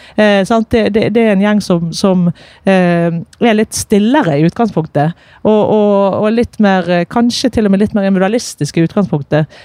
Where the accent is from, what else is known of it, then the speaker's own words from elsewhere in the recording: Bergen, Vestland, Norway; jeg er bergenser med masse trøkk på.